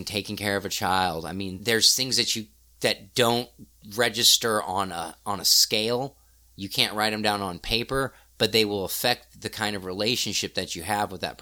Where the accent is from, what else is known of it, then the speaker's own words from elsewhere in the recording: Missouri, United States; I grew up in Missouri.